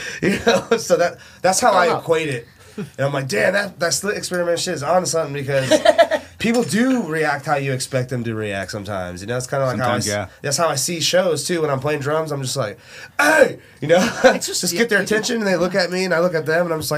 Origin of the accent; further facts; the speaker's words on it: Dallas, Texas, United States; I told him I was from Dallas. And he literally started naming my neighborhood that I grew up in.